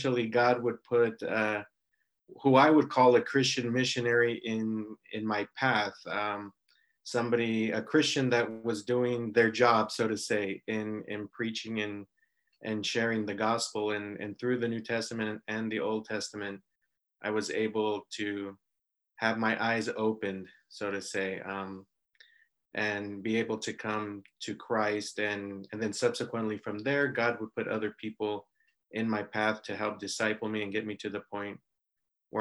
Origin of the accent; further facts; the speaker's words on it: Los Angeles, California, United States; moved away as an adult; also born or lived in Israel / Mexico; I grew up in California in the Los Angeles area, went to school there, university